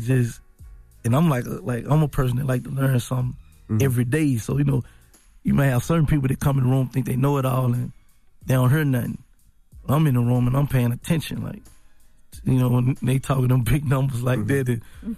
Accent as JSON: {"language": "English", "town": "Memphis", "region": "Tennessee", "country": "United States", "said": "Like, I'm from North Memphis."}